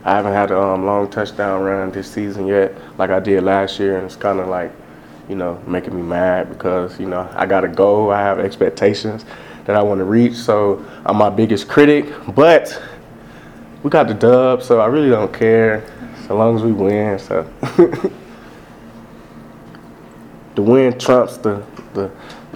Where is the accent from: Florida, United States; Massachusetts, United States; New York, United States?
Florida, United States; Pensacola; moved away as an adult; now in Logan, United States; I'm from Pensacola